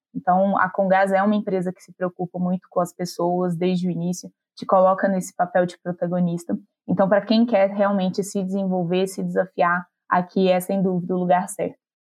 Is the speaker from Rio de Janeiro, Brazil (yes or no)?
no; Minas Gerais, Brazil; Eu sou mineira daqui de uma cidade da região metropolitana de Belo Horizonte